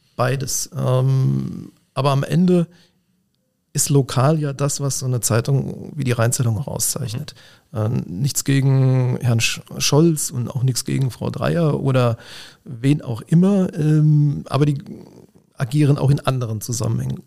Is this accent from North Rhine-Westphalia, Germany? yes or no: yes; Siegen, North Rhine-Westphalia, Germany; moved away as an adult; also born or lived in Mainz; now in Koblenz, Germany; Ich stamme aus dem Siegerland, ich komme tatsächlich aus Siegen, da bin ich geboren